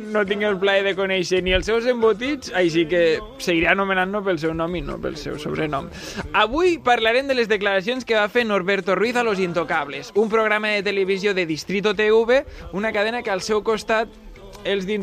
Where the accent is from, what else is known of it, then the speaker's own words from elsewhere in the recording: Girona, Catalonia, Spain; El temps que fa, hòstia, fa un temps estable, eh, molt contaminat, jo que sóc de Girona